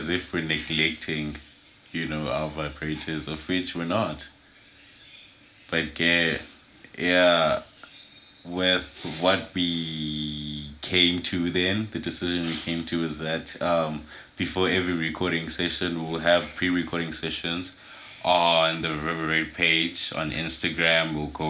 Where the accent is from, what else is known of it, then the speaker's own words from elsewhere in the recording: Australia; But okay, because I'm Australian.